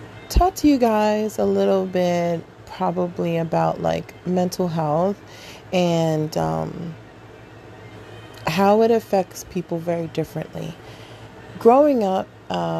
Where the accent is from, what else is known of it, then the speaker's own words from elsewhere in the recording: New York City, New York, United States; I'm a African American born here in Queens, New York.